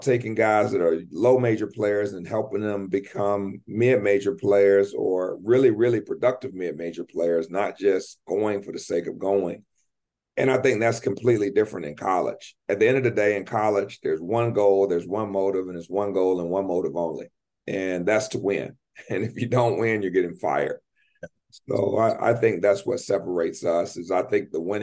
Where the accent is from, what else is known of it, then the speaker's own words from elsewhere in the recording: United States; moved away as an adult; now in Canada; I'm an American